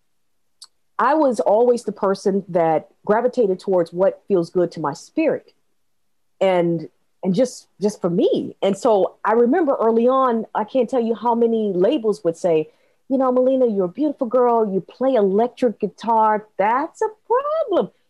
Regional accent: Minnesota, United States; I grew up in Minnesota

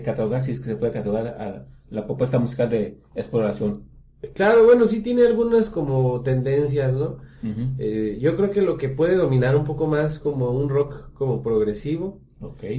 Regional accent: Guanajuato, Mexico; moved away as an adult; now in Aguascalientes, Mexico; yo soy de Guanajuato, me vine a estudiar a la universidad aquí a Aguascalientes

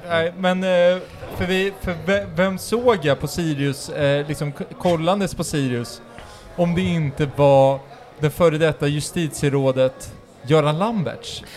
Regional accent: Uppsala, Uppsala County, Sweden; bor i Norby. Min, min ädla stadsdel där jag är uppvuxen

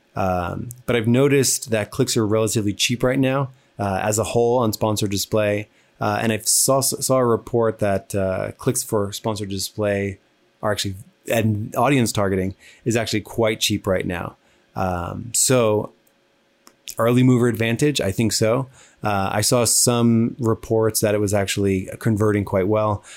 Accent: New Jersey, United States; I talk fast. I'm from New Jersey

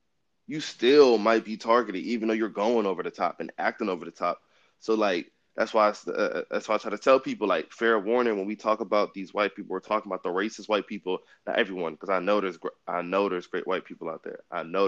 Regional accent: Richmond, Virginia, United States; Growing up in the Richmond area, I didn't really see a lot of racism that much.

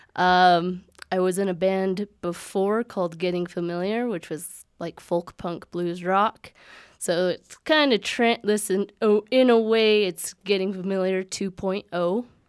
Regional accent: Aztec, New Mexico, United States; also born or lived in Colorado Springs; I've lived there all my life. I was born in Colorado Springs, but my mom's family is all from the Aztec, Farmington, Bloomfield area. So, yeah, graduated there, never lived anywhere else.

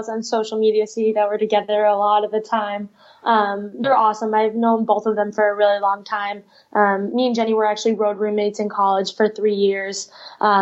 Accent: Albany, New York, United States; I grew up in Albany, New York

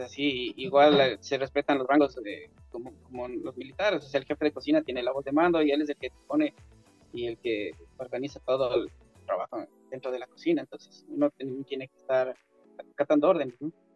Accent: Quito, Pichincha, Ecuador; yo nací en Quito, Ecuador una familia clase media

